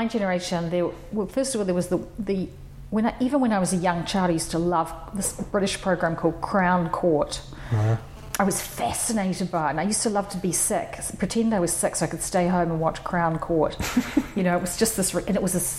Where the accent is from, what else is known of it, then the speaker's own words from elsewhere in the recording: New Zealand; moved away as an adult; also born or lived in New York; I was born in New Zealand, and I studied in New Zealand, my undergraduate